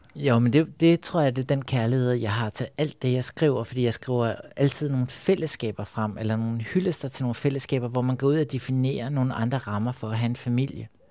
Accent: Copenhagen, Capital Region of Denmark, Denmark; Jeg voksede op ude på Amager

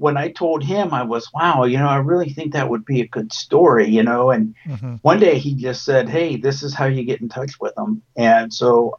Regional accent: Lewisville, Texas, United States; I grew up in Lewisville, Texas, which is 10 miles from where the Von Erichs grew up in Lake Dallas.

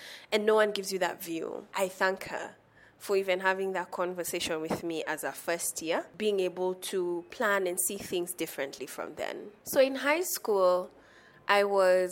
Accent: Nairobi, Kenya; I am from Nairobi, born and raised

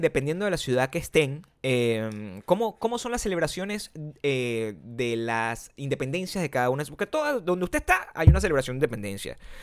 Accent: Venezuela; also born or lived in Chicago; now in Los Angeles, United States; siendo venezolano

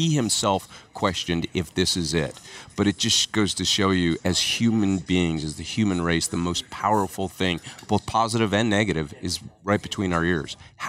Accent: Denver, Colorado, United States; moved away as an adult; So I grew up in Denver

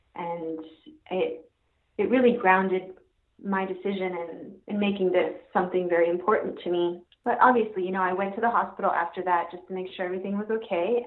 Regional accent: Jamaica; now in Ocala, United States; I'm originally from Jamaica, and somehow ended up here in the forest

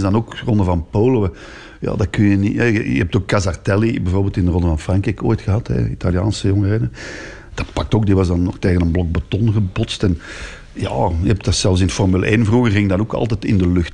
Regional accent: Antwerp, Flanders, Belgium; Ik ben hier van Antwerpen

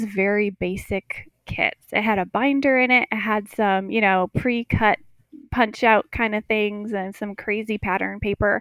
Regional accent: Wisconsin, United States; moved away as an adult; I grew up in Wisconsin, milked cows, did all of that, took care of all of the animals

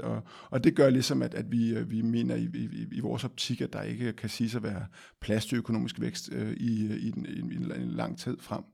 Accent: Denmark; vi som danskere

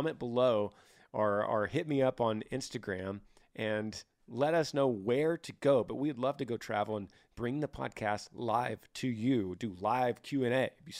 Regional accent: Utah, United States; I'm from Utah.

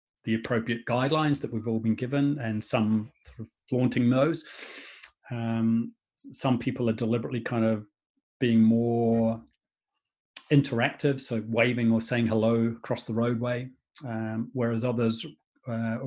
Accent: Shrewsbury, West Midlands, United Kingdom; My hometown is a town called Shrewsbury in England

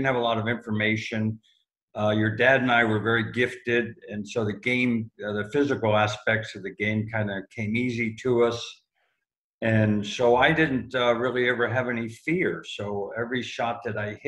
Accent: Palm Springs, California, United States; also born or lived in New York City; I'm kind of a desert rat. We moved out here in 1959, and I've been living here full time for about almost 40 years now.

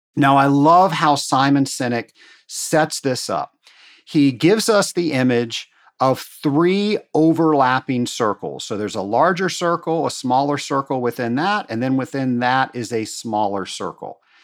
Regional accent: Atlanta, Georgia, United States; my hometown here in Atlanta

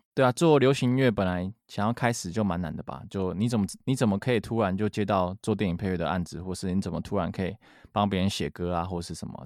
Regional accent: Kaohsiung, Taiwan; moved away as an adult; also born or lived in Boston, United States; 我从小都是在读古典，都是在古典音乐班，然后。嗯哼啊、呃，一直读到雄中音乐班毕业

